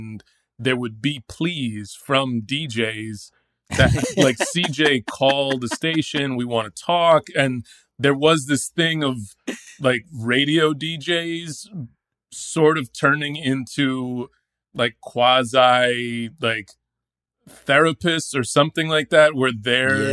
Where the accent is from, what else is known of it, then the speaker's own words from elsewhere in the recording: Dallas, Texas, United States; I grew up in Dallas, Texas, and I was in high school in Dallas